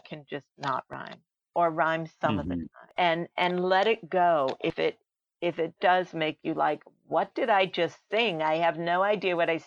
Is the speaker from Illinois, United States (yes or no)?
yes; Chicago, Illinois, United States; I grew up in Chicago